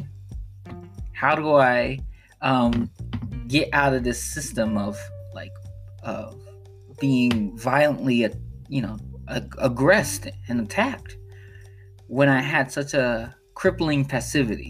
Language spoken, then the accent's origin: English; Chicago, Illinois, United States; I grew up on the south side of Chicago, and particularly, I grew up in the Robert Taylor Projects of Chicago